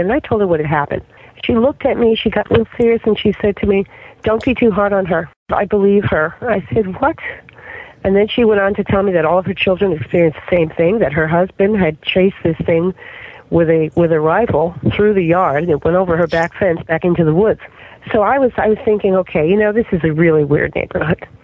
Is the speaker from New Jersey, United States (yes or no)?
yes; New Jersey, United States; now in Florida, United States; I am from New Jersey. Okay, and in New Jersey, when I was a kid